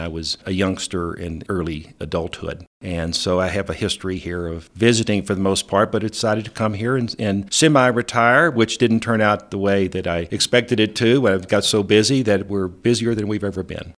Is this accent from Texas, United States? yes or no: yes; West Texas, United States; moved away as an adult; also born or lived in Austin, Texas / San Francisco; now in Alamosa, United States; I'm from Texas originally, and, uh, West Texas specifically